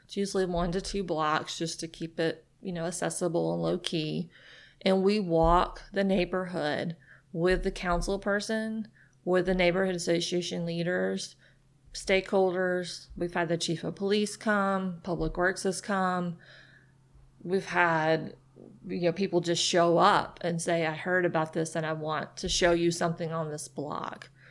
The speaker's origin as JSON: {"language": "English", "town": "Nashville", "region": "Tennessee", "country": "United States", "moved": "yes", "lives_now": "Chattanooga, United States", "said": "I'm from Nashville"}